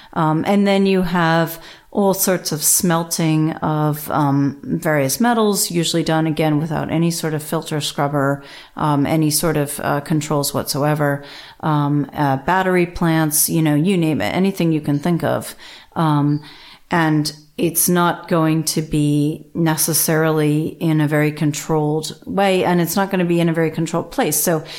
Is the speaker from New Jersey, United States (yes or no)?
yes; New Jersey, United States; So I grew up in New Jersey, and we are well known for our Superfund sites.